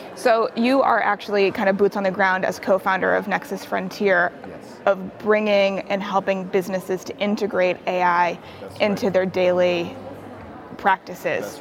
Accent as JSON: {"language": "English", "town": "Cambridge", "region": "Massachusetts", "country": "United States", "tie": "born or raised there", "moved": "yes", "lives_now": "Abu Dhabi, United Arab Emirates", "said": "my hometown my, my birthplace of cambridge massachusetts"}